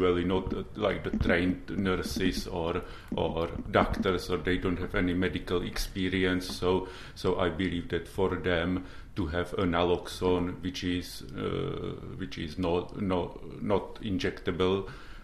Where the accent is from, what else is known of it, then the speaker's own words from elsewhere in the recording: Czechia; now in London, United Kingdom; I'm originally from Czech Republic